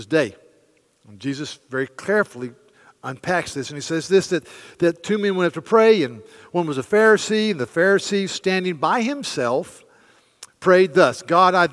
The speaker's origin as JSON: {"language": "English", "area": "the American South", "region": "Southern United States", "country": "United States", "said": "as we southerners"}